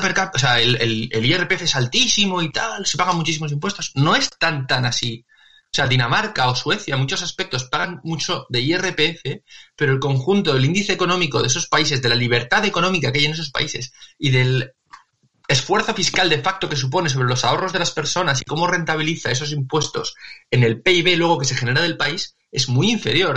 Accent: León, Castile and León, Spain; also born or lived in Galicia; somos de León y medio gallegos

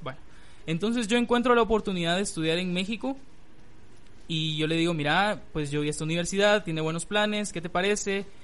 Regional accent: Guatemala; en mi país

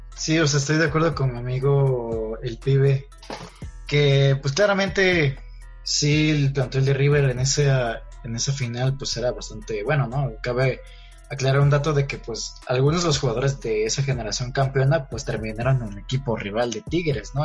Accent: Mexico; yo como mexicano acá

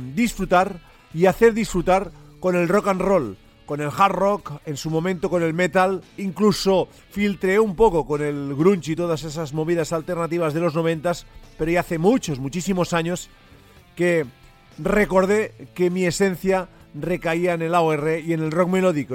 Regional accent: Catalonia, Spain; accent: Catalan; mi acento catalán eh, me, traiciona más de, más de una vez

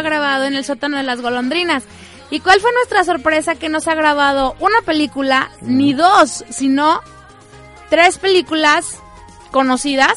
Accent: La Huasteca, Mexico; Yo que soy de la Huasteca

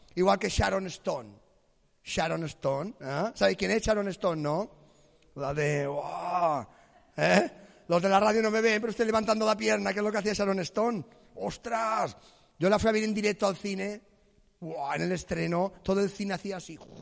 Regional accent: Palma, Balearic Islands, Spain; Yo vengo de Empalma, la ciudad más erótica de Mallorca, Empalma

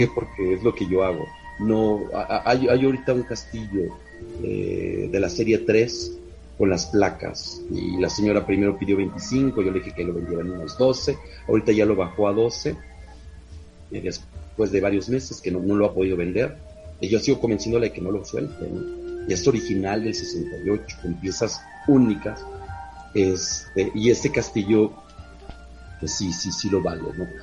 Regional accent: Mexico; Soy el único mexicano que ha estado moderador en las cuatro páginas principales de México

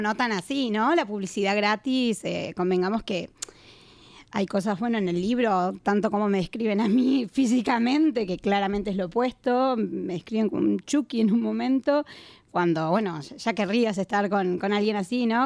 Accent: Argentina; moved away as an adult; now in Barcelona, Spain; soy argentina, estoy hace varios años acá

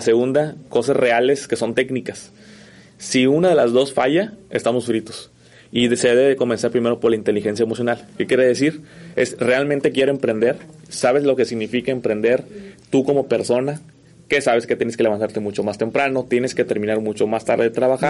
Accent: Mexico; los mexicanos somos

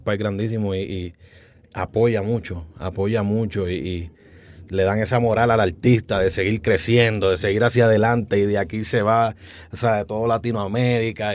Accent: Bayamón, Puerto Rico; Soy de Puerto Rico, de Bayamón, Puerto Rico

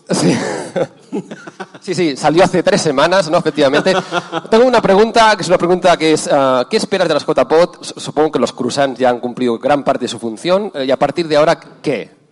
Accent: Bogotá, Colombia; yo vengo de Chapinero, que queda en Bogotá, en Colombia

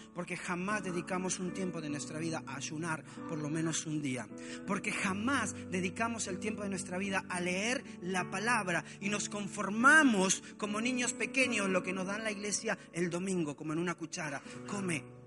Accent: Argentina; moved away as an adult; also born or lived in Mexico; mi casa en Argentina. Llevaba tres años y medio sin ver a mi familia

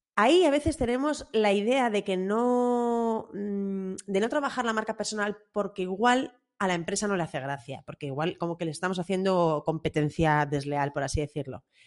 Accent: Bilbao, Basque Country, Spain; a los que somos de Bilbao

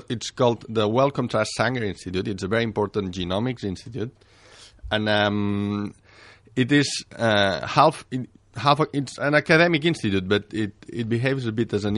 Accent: Barcelona, Catalonia, Spain; moved away as an adult; also born or lived in England; back home.

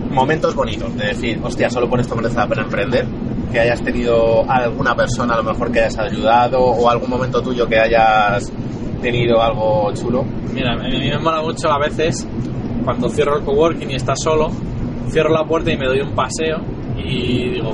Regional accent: Asturias, Spain; now in Madrid, Spain; porque yo me vine a Madrid de Asturias, para montar un espacio de coworking

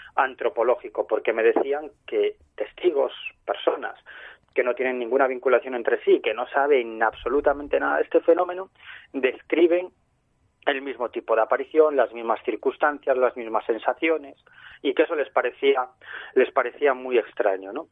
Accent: Galicia, Spain; yo soy gallego

